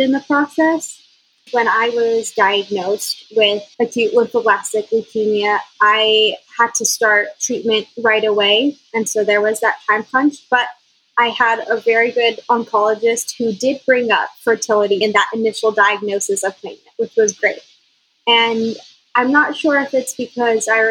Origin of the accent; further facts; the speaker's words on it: Austin, Texas, United States; I'm from Austin. So I had quite a bit of my high school and college friends already here